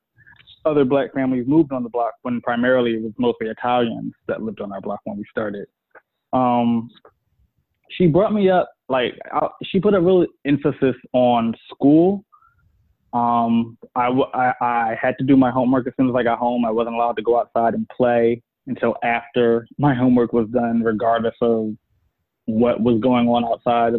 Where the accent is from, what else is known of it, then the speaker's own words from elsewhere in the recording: Philadelphia, Pennsylvania, United States; I'm from Philadelphia. I grew up in the hood